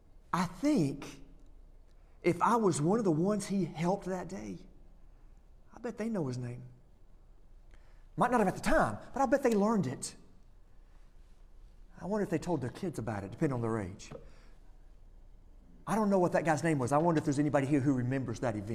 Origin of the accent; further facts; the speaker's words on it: Florence, United States; I grew up in Florence